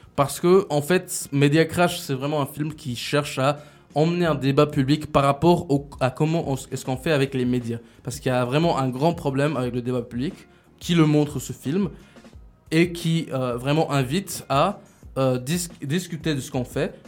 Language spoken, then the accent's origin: French; Switzerland; je suis un petit Suisse